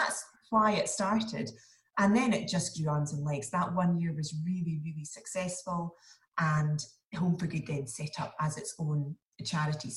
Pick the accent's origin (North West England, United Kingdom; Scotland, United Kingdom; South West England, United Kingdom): Scotland, United Kingdom; Inverness; moved away as an adult; now in Edinburgh, United Kingdom; So I live in Edinburgh. I'm from Inverness though, but I married an Edinburgh boy. I have been here for about 17 years now